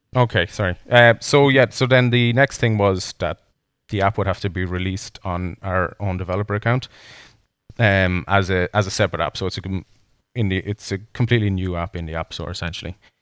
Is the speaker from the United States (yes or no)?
no; Ireland; as two Irish men, one living in Ireland and one living in Canada